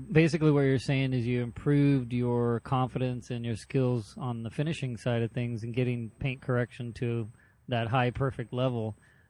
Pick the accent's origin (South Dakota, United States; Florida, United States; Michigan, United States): Michigan, United States; Kalamazoo; I was born in Kalamazoo.